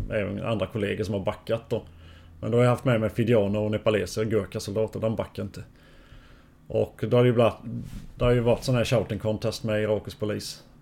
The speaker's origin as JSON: {"language": "Swedish", "country": "Bosnia & Herzegovina", "moved": "yes", "lives_now": "Sweden", "said": "När vi kom från Bosnien så hade vi en psykolog."}